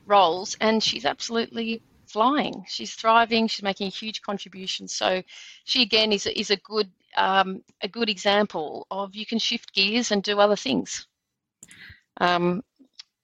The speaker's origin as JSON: {"language": "English", "area": "Blue Mountains", "region": "New South Wales", "country": "Australia", "tie": "born or raised there", "said": "I grew up in the Blue Mountains, which that was my backyard"}